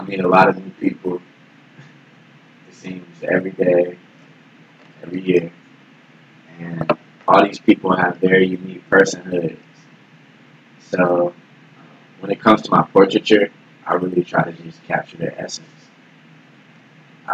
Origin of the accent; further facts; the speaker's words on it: Orlando, Florida, United States; now in Atlanta, United States; I'm from Orlando, Florida